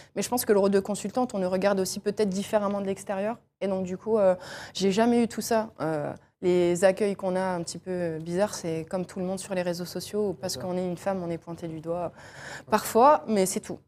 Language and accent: French; Angers, Pays de la Loire, France; je suis d'Angers, j'allais avec mon papa, avec mon frère voir euh, les matchs euh, d'Angers